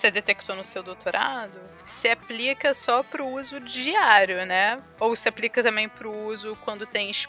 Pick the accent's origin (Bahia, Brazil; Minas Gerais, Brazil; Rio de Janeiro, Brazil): Rio de Janeiro, Brazil; como carioca